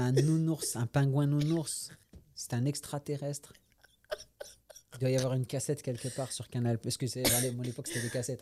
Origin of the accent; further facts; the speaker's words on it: France; moved away as an adult; also born or lived in Paris / Quebec; now in Montreal, Canada; je suis né en France, j'ai grandi en France